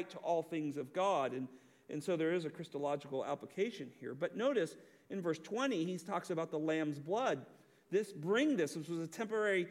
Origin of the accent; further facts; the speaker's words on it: the West, United States; now in Southern United States; I was raised in the West, was very liberal